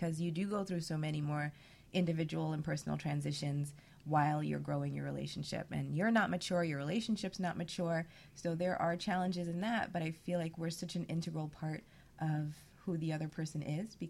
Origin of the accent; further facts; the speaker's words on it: New York City, New York, United States; I lived in Brooklyn, but I went to school in Queens